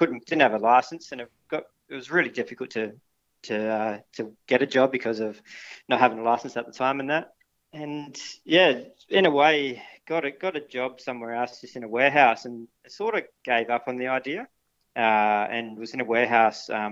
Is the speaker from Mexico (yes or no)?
no; Perth, Western Australia, Australia; now in Busselton, Australia; I grew up in Perth